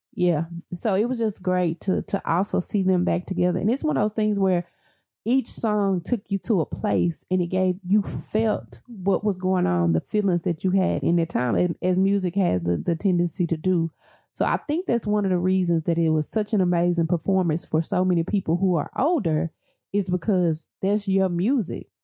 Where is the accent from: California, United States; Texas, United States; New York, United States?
Texas, United States; Dallas; I grew up in the Triple D